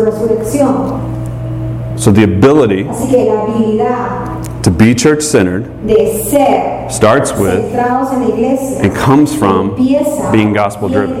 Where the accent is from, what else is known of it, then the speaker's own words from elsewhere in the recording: Southern, Southern United States, United States; accent: Southern; first language English; in my native tongue, in Southern, right, we use y'all for a few people or all y'all for all y'all